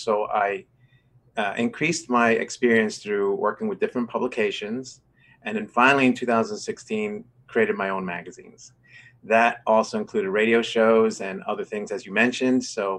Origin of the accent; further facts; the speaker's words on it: New York City, New York, United States; moved away as an adult; also born or lived in Rochester, New York / Washington, D.C.; I'm originally from New York City, born and raised in Manhattan. I went to college in Rochester, New York.